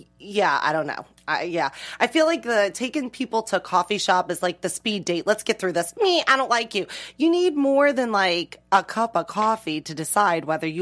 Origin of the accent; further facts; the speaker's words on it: the South, United States; I'm from the South.